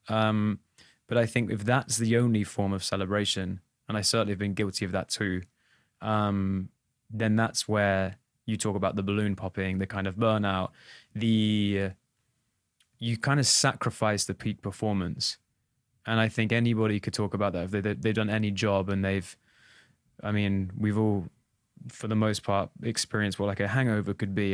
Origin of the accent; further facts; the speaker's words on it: England, United Kingdom; as an English boy